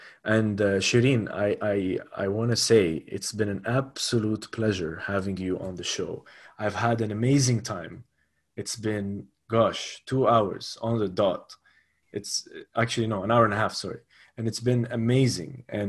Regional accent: Lebanon; also born or lived in United Arab Emirates / Spain; now in Abu Dhabi, United Arab Emirates; I am from Lebanon, but I've lived all my life in the UAE. I studied in Lebanon, and I studied in Spain. But very much so, I would call Abu Dhabi my home.

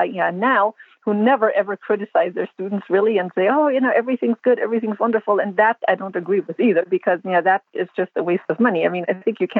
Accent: Germany; now in United States; I grew up in Germany and I got yelled at a lot as a child in group lessons on lesson horses.

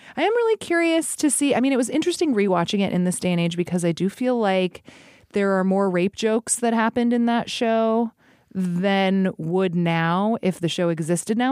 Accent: Alaska, United States; now in Chicago, United States; I grew up in Alaska

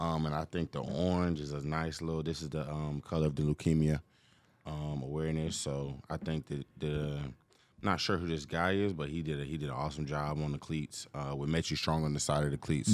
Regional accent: Atlanta, Georgia, United States; growing up in Atlanta

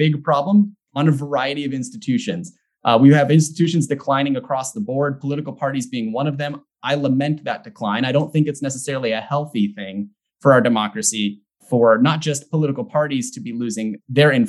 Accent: California, United States; moved away; also born or lived in Washington; I grew up in California. I spent 4 years working in Washington politics

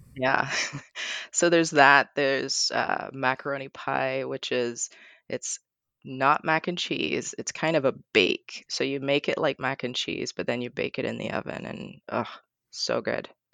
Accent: Barbados; now in Portland, United States; I grew up in Barbados

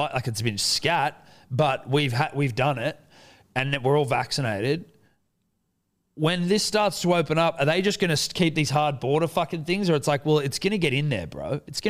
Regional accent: Western Australia, Australia; as like most West Australians, like, I'm Australian, dude.

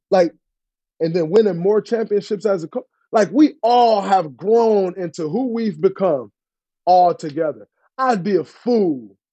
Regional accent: Saginaw, Michigan, United States; moved away as an adult; also born or lived in East Lansing, Michigan; now in Bay Area, United States; Growing up in Saginaw for 18 years, 4 years at Michigan State. Went straight to the Bay Area.

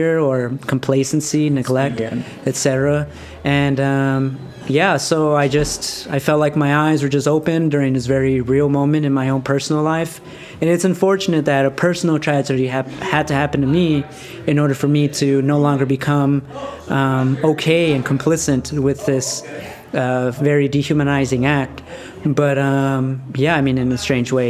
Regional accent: Los Angeles, California, United States; I'm from Highland Park.

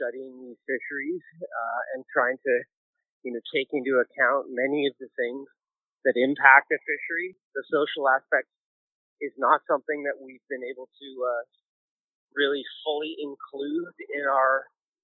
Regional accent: Penticton, British Columbia, Canada; also born or lived in Newfoundland; now in Vancouver, Canada; I was born in Penticton, and here I am living in Vancouver

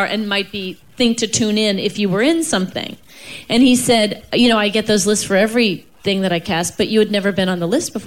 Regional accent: New York, United States; I'm from New York and my parents are from Chicago and Texas, respectively

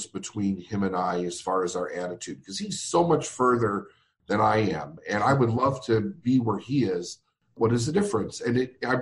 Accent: Chicago, Illinois, United States; I'm from Chicago, Illinois

